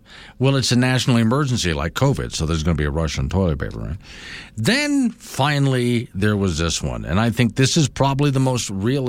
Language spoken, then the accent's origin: English; South Florida, United States; now in Wyoming, United States; since I was in Florida, you can actually get on your radio station in Florida, South Florida especially, the Radio Havana, Voice of Cuba, essentially.